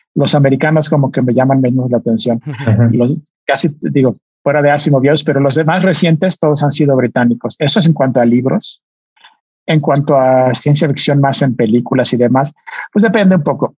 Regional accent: Mexico; con otros nueve mexicanos, artistas, yo era el único científico

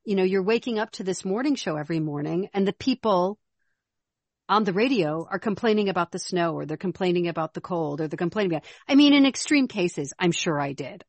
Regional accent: Chicago, Illinois, United States; moved away; also born or lived in Minnesota / Arizona; I'm not from Minnesota, I'm from Chicago, which is cold and windy

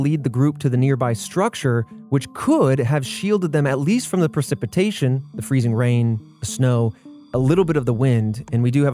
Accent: Indiana, United States; now in Texas, United States; I grew up in Indiana, living in Texas.

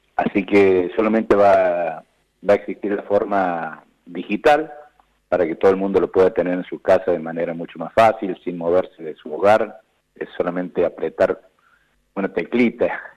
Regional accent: San Luis, Argentina; de dónde venimos, quiénes somos, cómo fue San Luis

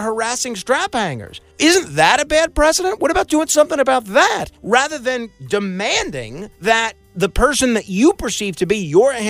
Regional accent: New York City, New York, United States; my hometown, in Staten Island

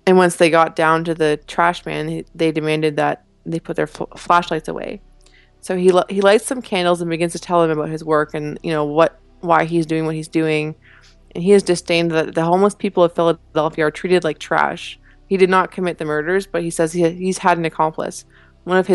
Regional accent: Canada; Being Canadian

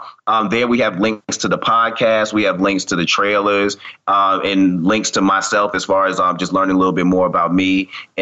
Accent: Boston, Massachusetts, United States; moved away as an adult; now in Atlanta, United States; definitely my hometown, Boston

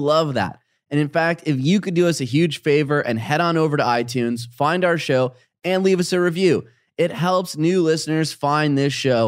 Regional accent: England, United Kingdom; now in Australia; I'm from England and immigrated to Australia, and I'm about to move to a new area for the fourth time.

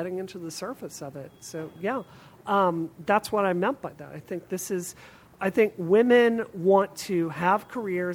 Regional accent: Mississippi, United States; now in Massachusetts, United States; I grew up in Mississippi, which is the poorest state in America

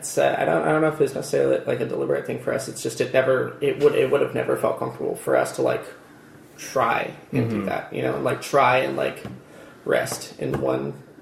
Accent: Redlands, California, United States; also born or lived in Torrance, California / Yucaipa, California; born and raised in Redlands, or pretty close to Redlands pretty much for my whole life.

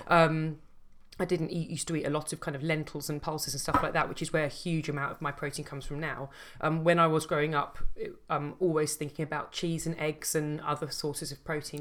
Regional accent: London, United Kingdom; I grew up in Southeast London

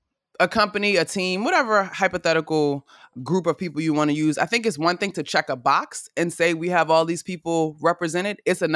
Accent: Prince George's County, Maryland, United States; moved away; also born or lived in Florida; And I grew up in Prince George's County, just outside of DC, Maryland

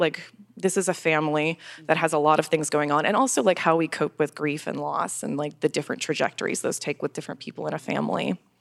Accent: Florida, United States; I'm from Florida. I love Florida. I've lived there my whole life

